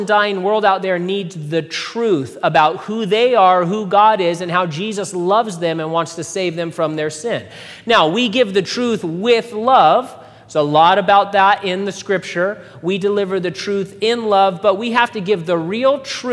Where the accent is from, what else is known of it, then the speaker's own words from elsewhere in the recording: United States; I'm an American